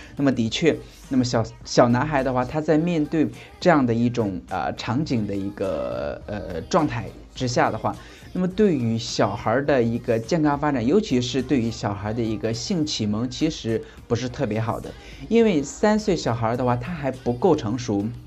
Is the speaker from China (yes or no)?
yes; northern rural China, northern China, China; 我是出生在一个北方的农村家里面